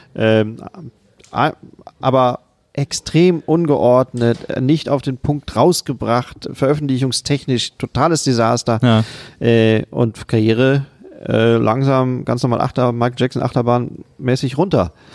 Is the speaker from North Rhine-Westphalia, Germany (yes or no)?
yes; Siegen, North Rhine-Westphalia, Germany; moved away; Ich komme eigentlich aus Siegen, einer Stadt in Ost- Südostwestfalen.